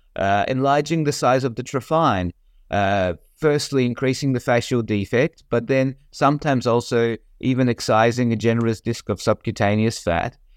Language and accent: English; Australia; moved away as an adult; also born or lived in Melbourne, Australia / United States; I grew up in Australia and completed my surgical residency in Melbourne